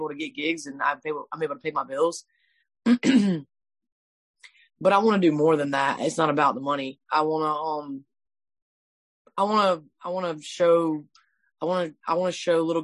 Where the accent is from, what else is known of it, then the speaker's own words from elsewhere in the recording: Swansea, South Carolina, United States; my hometown, Swansea.